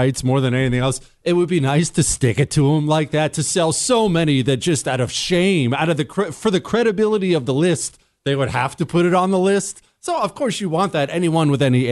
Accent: Harrisburg, Pennsylvania, United States; moved away; also born or lived in Montana; I grew up around Harrisburg.

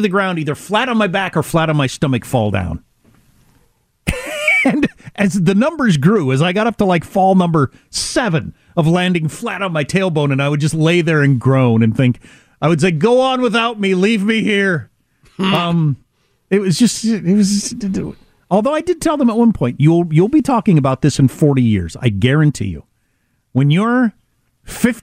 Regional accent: Midwest, United States; I'm from the Midwest.

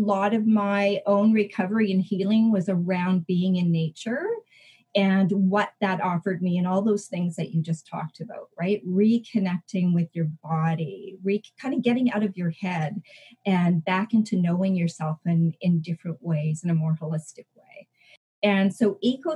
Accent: British Columbia, Canada; I'm from an area called British Columbia in Canada. And I live in the Okanagan

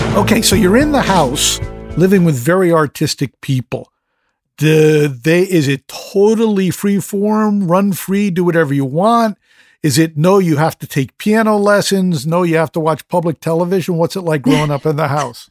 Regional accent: United States; I'm an American

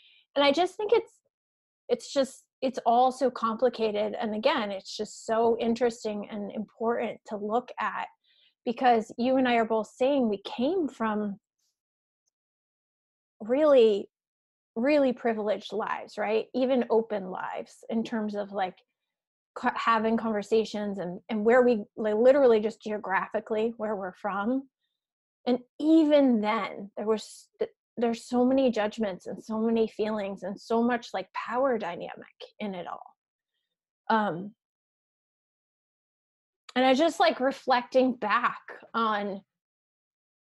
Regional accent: Western Massachusetts, United States; I grew up in Western Mass

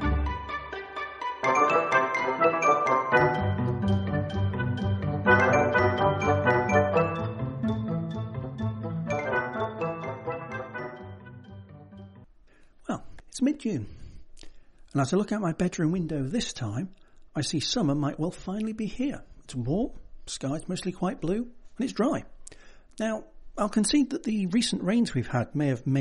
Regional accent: United Kingdom; I'm British

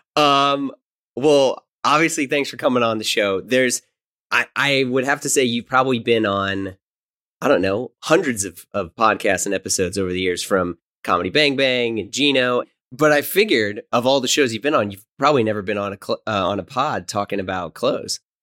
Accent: St. Louis, Missouri, United States; moved away; also born or lived in New York; I'm originally from Saint Louis

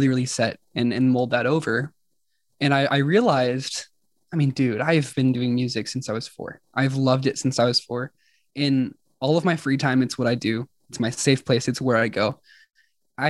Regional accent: Oklahoma City, Oklahoma, United States; I was born and raised here in Oklahoma City.

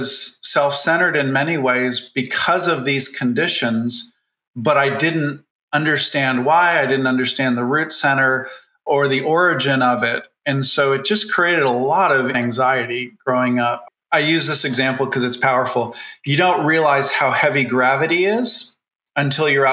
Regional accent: Canada; I grew up in Canada in a town that was highly, highly unionized

